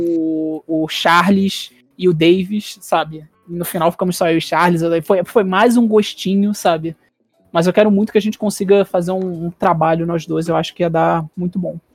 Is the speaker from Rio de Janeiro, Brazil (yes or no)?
yes; Rio de Janeiro, Brazil; Mesmo sendo carioca